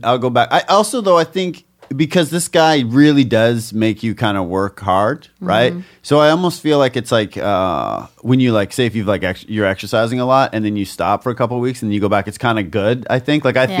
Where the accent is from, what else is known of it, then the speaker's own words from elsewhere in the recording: Oshawa, Ontario, Canada; moved away; where I'm from, Oshawa, Ontario